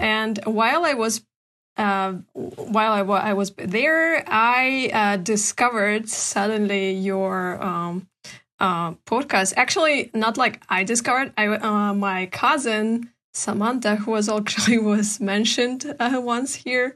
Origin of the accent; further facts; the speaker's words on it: Karachay-Cherkessia, Russia; English is a second language; also born or lived in Portland, Oregon; I'm from Karachi, Circadian Republic. uh, from Ushuaia. It's a small town next to the capital of the republic.